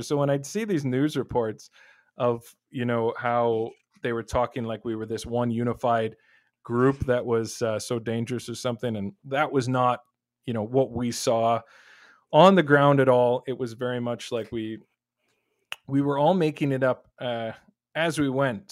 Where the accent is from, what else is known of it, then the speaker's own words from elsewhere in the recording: Waterloo, Ontario, Canada; I'm from the Waterloo area